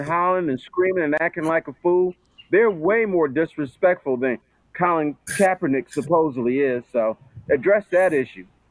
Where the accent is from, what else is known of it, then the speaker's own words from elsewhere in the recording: Detroit, Michigan, United States; I grew up in Detroit